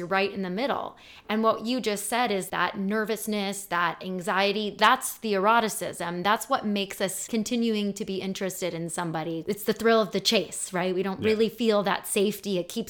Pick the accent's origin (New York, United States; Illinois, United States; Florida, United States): Illinois, United States; Chicago; We're from Chicago.